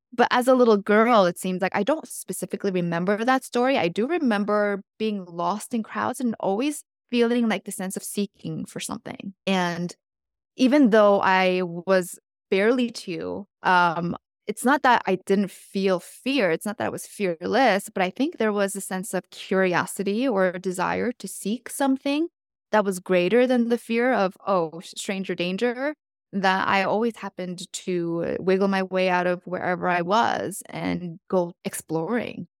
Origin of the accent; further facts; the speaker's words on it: South Korea; moved away; I was born in South Korea